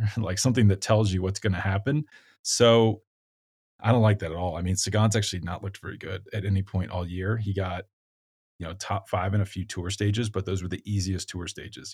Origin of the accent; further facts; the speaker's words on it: United States; as an American